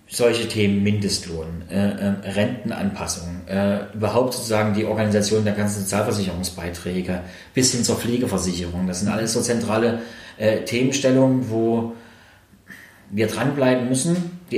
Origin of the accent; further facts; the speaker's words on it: Thuringia, Germany; dass es zum einen im, bei uns in Thüringen, im Osten insgesamt, nach wie vor äh, ein klares Lohngefälle gibt